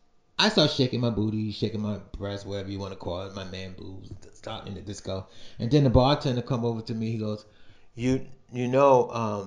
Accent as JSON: {"language": "English", "town": "New York City", "region": "New York", "country": "United States", "tie": "born or raised there", "said": "I was born and raised in Brooklyn."}